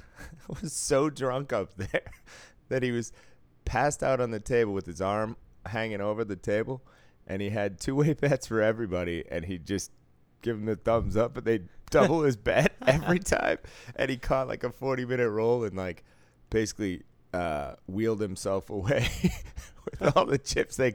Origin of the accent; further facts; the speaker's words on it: Boston, Massachusetts, United States; I was saying from Boston, where we invented bribery in this country